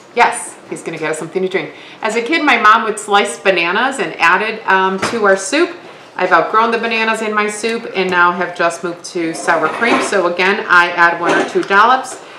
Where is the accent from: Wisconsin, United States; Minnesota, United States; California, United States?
Wisconsin, United States; I am from Wisconsin, born and raised